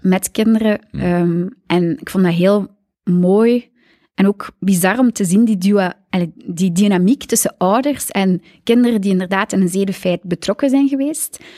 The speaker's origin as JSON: {"language": "Dutch", "town": "Aalter", "region": "Flanders", "country": "Belgium", "moved": "yes", "lives_now": "Zoersel, Belgium", "said": "Ik ben van Aalter. Net over Gent, tussen Gent en Brugge"}